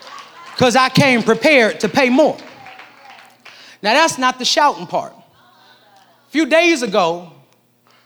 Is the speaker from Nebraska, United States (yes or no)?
yes; Nebraska, United States; now in Jacksonville, United States; I'm from Nebraska